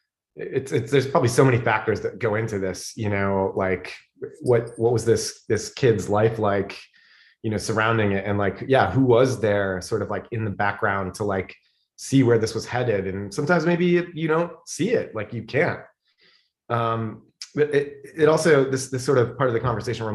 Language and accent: English; Fairport, New York, United States; also born or lived in Illinois / New Jersey; I grew up in Fairport.